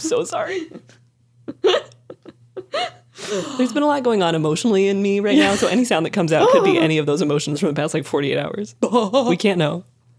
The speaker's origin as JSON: {"language": "English", "town": "Evergreen", "region": "Colorado", "country": "United States", "tie": "born or raised there", "said": "I grew up in a town called Evergreen, and there were a lot of elk just roaming around."}